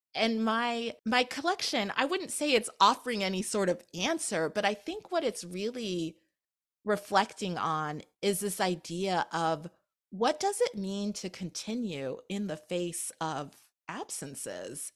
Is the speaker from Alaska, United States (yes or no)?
yes; Anchorage, Alaska, United States; born or raised there